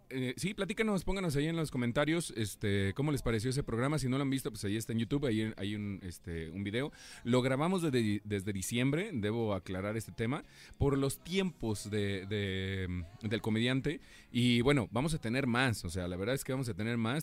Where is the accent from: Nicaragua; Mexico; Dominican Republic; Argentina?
Mexico; cómo somos buenos los mexicanos